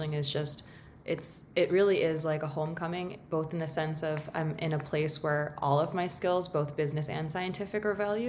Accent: Lowell, Massachusetts, United States; I'm originally from Lowell, Massachusetts. I'm very proud to be from Lowell, Massachusetts

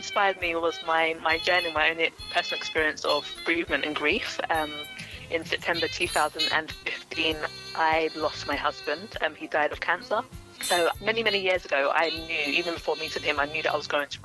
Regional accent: London, United Kingdom; also born or lived in Stevenage / Plumstead; So I grew up in Greenwich, Southeast London. I was born in Greenwich Hospital

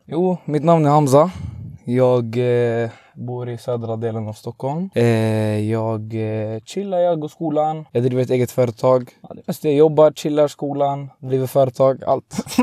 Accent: Tunisia; now in Sweden; jag är från Tunisien

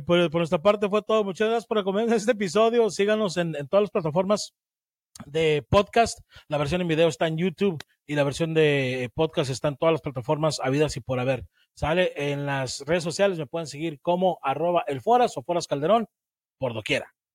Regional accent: Guanajuato, Mexico; now in United States; soy guanajuatense

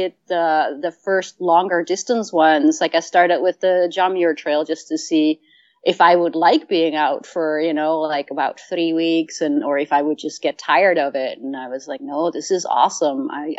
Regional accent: Netherlands; I lived in, I grew up in Holland and we did day hikes

